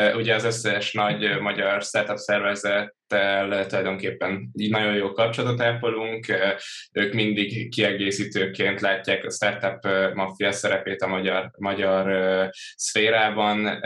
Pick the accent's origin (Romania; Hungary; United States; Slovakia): Hungary; Törökbálint, Pest; also born or lived in Budapest; Budapesten születtem, Török Bálinton nőttem fel